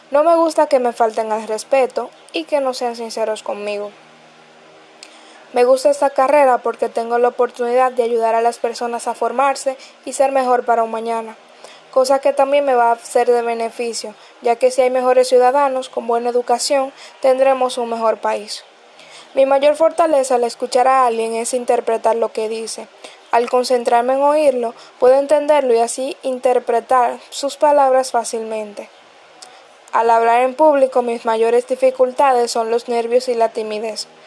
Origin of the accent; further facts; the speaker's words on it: Santiago de Cuba, Cuba; now in Baracoa, Cuba; soy de Santiago y resido en Baracoa.